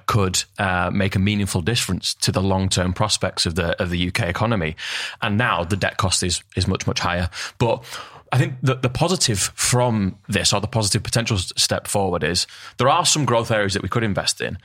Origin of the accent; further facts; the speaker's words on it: Northern England, United Kingdom; Northern England where we're from